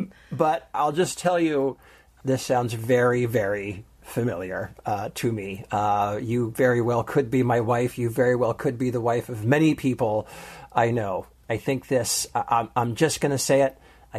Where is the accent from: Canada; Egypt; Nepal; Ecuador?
Canada; now in United States; We live in the States, but I'm from Canada and have no family close by.